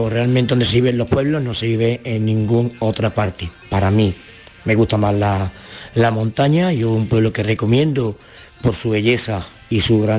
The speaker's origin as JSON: {"language": "Spanish", "town": "Casariche", "region": "Andalusia", "country": "Spain", "said": "soy de un pueblo de la provincia de Sevilla, en la zona de la Sierra Sur de, de Estepa. Eh, soy de Casariche, y me gusta vivir en los pueblos."}